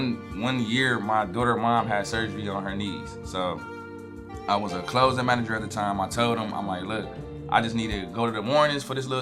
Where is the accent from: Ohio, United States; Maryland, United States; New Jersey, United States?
Ohio, United States; Cleveland; moved away as an adult; now in Florida, United States; I grew up on 105 of St. Clair. Went to Maple Heights High School.